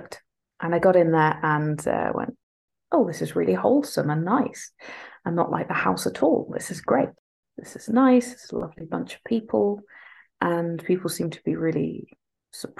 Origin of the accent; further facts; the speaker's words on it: England, United Kingdom; now in Scotland; I'm from England. I've moved to Scotland and they have grudgingly accepted me.